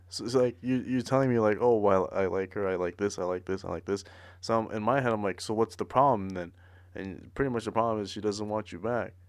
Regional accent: the Bay Area, California, United States; we're from the Bay

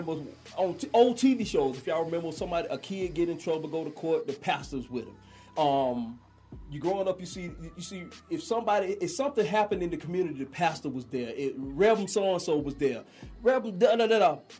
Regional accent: Athens, Georgia, United States; I'm from Athens, born and raised.

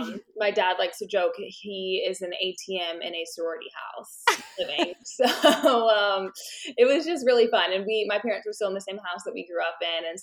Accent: Winter Park, Florida, United States; moved away as an adult; now in Birmingham, United States; I'm born and raised in Winter Park, Florida, and I am a seventh generation Floridian, and I just love Florida.

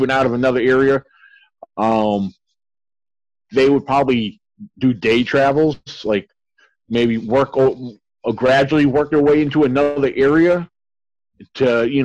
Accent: Virginia, United States; I grew up here in Virginia and I know the area very well

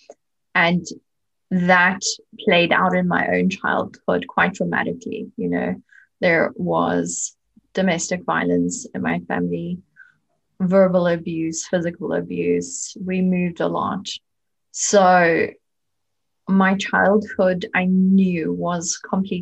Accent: South Africa; moved away as an adult; now in Germany; I was born and raised in South Africa, but at the moment I live in Germany. I moved here almost 14 years ago.

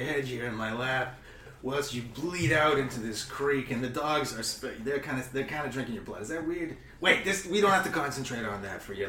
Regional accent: Canada; accent: Long Island; of the candidates have a strong Long Island accent, though. Myself included. I can't vote because I'm a Canadian, which is also confusing.

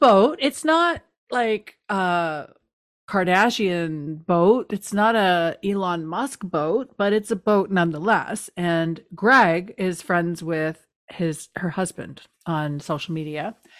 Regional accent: East Coast, Canada; now in Toronto, Canada; I'm from the East Coast. I live in the East End.

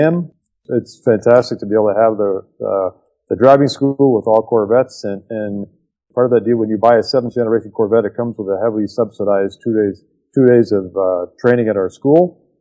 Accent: Canada; As a Canadian boy

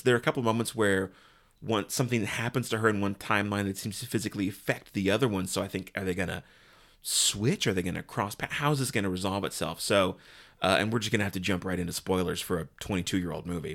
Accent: United States; as an American

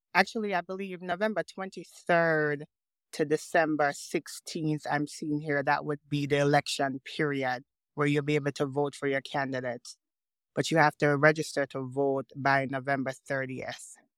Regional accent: Linstead, Saint Catherine, Jamaica; also born or lived in Kingston, Jamaica / Harlem, New York, United States; now in Washington, D.C., United States; I was born in Kingston, um, grew up in Linstead, um, and then went back to Kingston, um, to live before, um, I migrated, um, to the States. Grew up as well in Harlem, New York

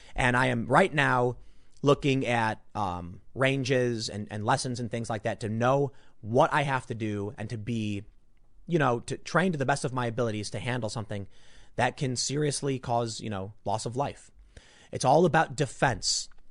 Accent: Chicago, Illinois, United States; I'm from the South Side

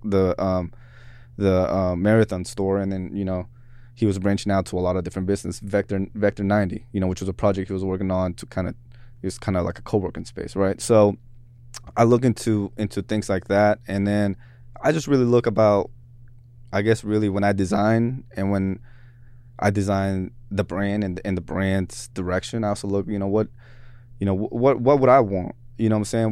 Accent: Seattle, Washington, United States; also born or lived in Mexico; Seattle's where gr-, where I grew up. you know what I'm saying? We immigrated from Mexico

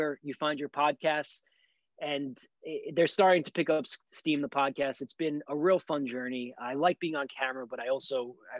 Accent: New York City, New York, United States; being a New Yorker from Brooklyn

